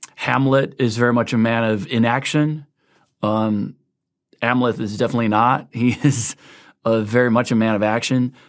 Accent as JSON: {"language": "English", "country": "Sweden", "tie": "born or raised there", "also_born_or_lived": "United States", "moved": "yes", "said": "I've basically lived half my life in the States, half my life in Sweden, grew up in Sweden"}